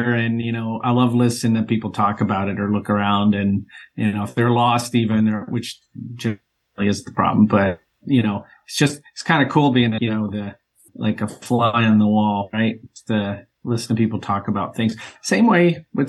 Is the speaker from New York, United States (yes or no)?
no; Tennessee, United States; moved away as an adult; also born or lived in Ann Arbor, Michigan / Chicago, Illinois; now in Las Vegas, United States; I grew up in Tennessee, went to college in Michigan, Ann Arbor for 6 years, moved to Chicago